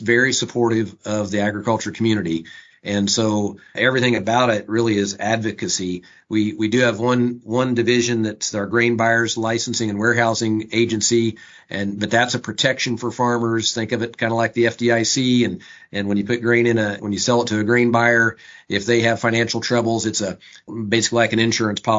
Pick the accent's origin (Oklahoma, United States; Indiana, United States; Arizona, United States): Indiana, United States; Lebanon; I am a farmer from Boone County, Lebanon, farmed with my dad and my brother and as I grew up